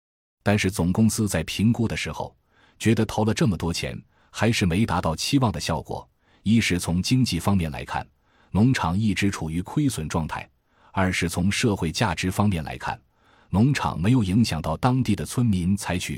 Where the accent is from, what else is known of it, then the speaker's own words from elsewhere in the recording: Wuhu, Anhui, China; 因为我的老家在安徽芜湖，从昆山坐高铁三个小时就可以到家。